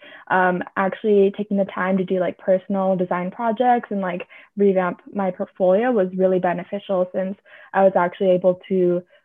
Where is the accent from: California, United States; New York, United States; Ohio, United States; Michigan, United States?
California, United States; Bay Area; moved away as an adult; also born or lived in Atlanta, Georgia; I grew up in the Bay Area